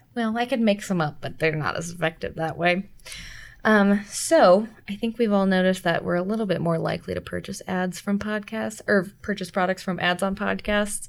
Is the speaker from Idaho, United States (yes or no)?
no; Illinois, United States; my home state